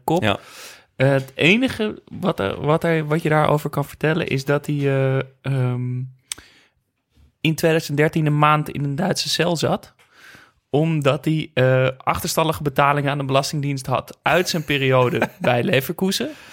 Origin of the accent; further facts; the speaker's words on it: Netherlands; dat ik uit Nederland kwam